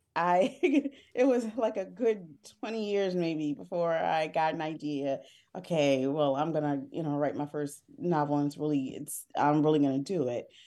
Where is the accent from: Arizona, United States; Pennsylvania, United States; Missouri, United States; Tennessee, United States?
Pennsylvania, United States; Harrisburg; moved away as an adult; now in Philadelphia, United States; I grew up in central Pennsylvania, I grew up in Harrisburg, P